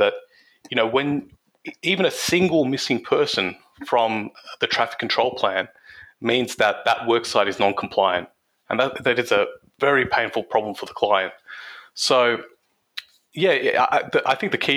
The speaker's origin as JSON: {"language": "English", "town": "Campbelltown", "region": "New South Wales", "country": "Australia", "tie": "born or raised there", "said": "my hometown of Campbelltown"}